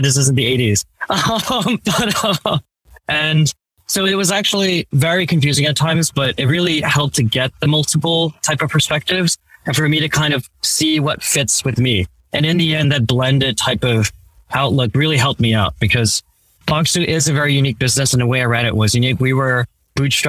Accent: New Jersey, United States; also born or lived in Manhattan, New York City; shortly after I was born, my parents saved up enough to go move across the river to Jersey. And that's where I ended up kind of being raised

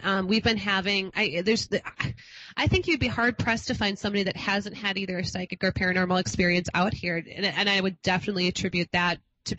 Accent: Minnesota, United States; I come from Minnesota, and God knows if anybody's stoked, we are.

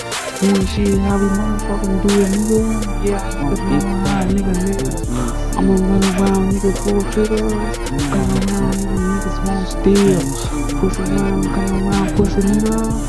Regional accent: New Orleans, Louisiana, United States; I grew up rugged in New Orleans.

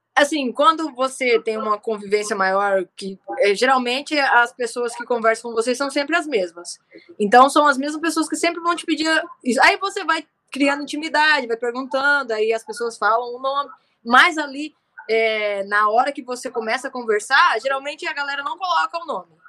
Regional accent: Umuarama, Paraná, Brazil; moved away; also born or lived in Rio de Janeiro; em Umorama, que é a cidade natal onde eu nasci

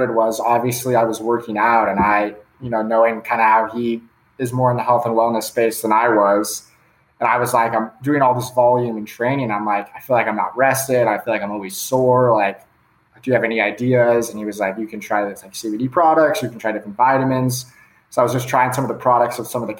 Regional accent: Palos Verdes, California, United States; also born or lived in Dallas, Texas; I'm from Palos Verdes, California, which is like 30 minutes south of LAX. It's in LA. Grew up just like a typical guy playing high school sports

